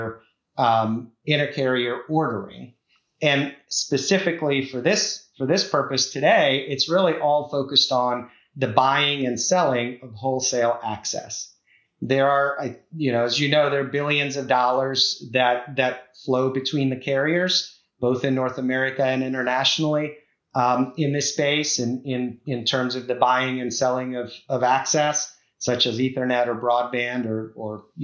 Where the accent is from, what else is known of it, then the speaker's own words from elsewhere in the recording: Prague, Czechia; now in Vienna, Virginia, United States; I'm originally from the Czech Republic, so from Prague. That's my original hometown.